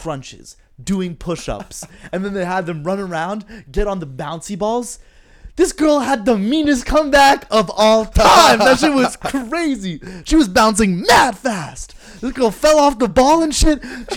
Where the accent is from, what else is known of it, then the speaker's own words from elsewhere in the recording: New Jersey, United States; We're both from New Jersey.